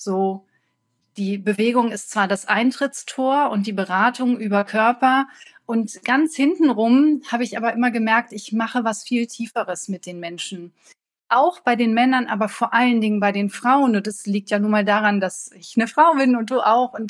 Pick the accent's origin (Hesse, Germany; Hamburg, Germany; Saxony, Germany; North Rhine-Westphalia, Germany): North Rhine-Westphalia, Germany; Ich komme hier aus Deutschland, aus Nordrhein-Westfalen, aus der Nähe von Düsseldorf